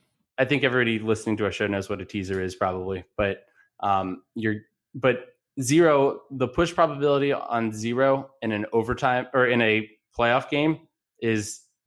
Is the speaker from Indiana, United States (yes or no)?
no; Alexandria, Virginia, United States; my hometown of Alexandria, Virginia